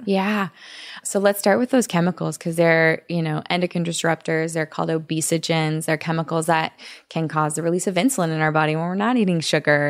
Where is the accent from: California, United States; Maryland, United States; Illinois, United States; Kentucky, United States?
California, United States; Orange County; I grew up in Orange County